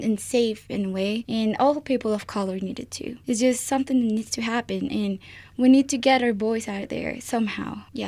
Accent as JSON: {"language": "English", "country": "Colombia", "moved": "yes", "said": "I'm from South America. I'm from Colombia."}